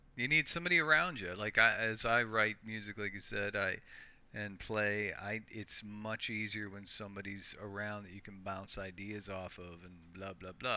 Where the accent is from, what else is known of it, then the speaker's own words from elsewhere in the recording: United States; now in Canada; I'm actually from the U.S.